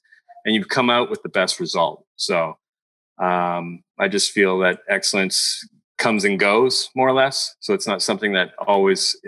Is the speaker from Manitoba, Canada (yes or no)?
no; Montreal, Quebec, Canada; now in California, United States; I'm from Montreal.